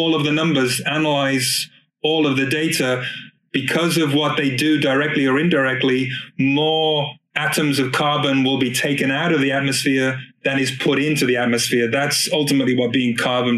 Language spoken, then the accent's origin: English; Oakland, California, United States; here in the East Bay in my hometown of Auckland